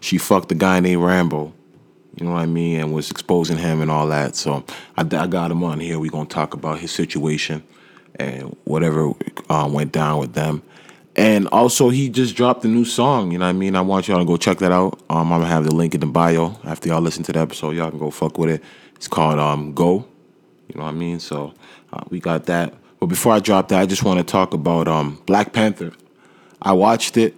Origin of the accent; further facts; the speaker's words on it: Nigeria; I'm African, you know what I mean, and I'm Nigerian, and I know the customs